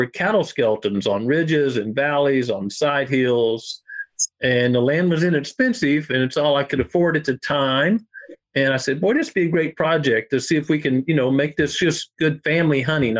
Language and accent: English; Ozark Mountains, southwestern Missouri, United States; I was raised here in the Ozark Mountains, southwestern Missouri